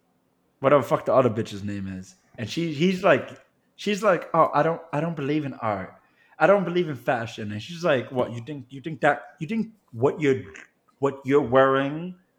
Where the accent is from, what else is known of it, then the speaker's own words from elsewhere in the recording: New York City, New York, United States; I actually count it as a deep blessing of my existence that I grew up in the Bronx. Bronx was very much mixed race